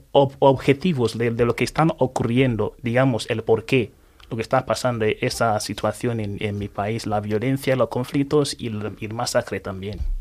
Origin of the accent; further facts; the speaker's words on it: Anambra, Nigeria; Spanish is a second language; now in Spain; yo me nací en un pueblo que se llama Henry que es reino de Henry que está localizado en el estado de Anambra en, el sureste, en este de Nigeria